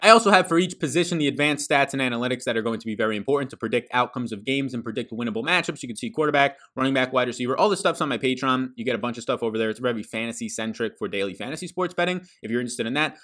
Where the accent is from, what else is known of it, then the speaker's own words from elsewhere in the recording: New York, United States; I'm an Italian from New York